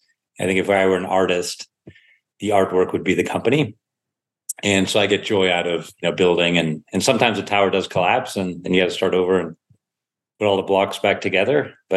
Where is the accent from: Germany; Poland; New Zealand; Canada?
Germany; I was growing up in Germany and went to a Waldorf school